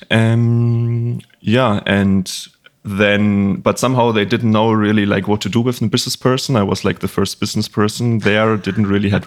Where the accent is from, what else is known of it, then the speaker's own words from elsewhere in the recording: Bavaria, Germany; English is a second language; as you mentioned, like I'm from Germany. I grew up in a little town in Bavaria, northeast of Bavaria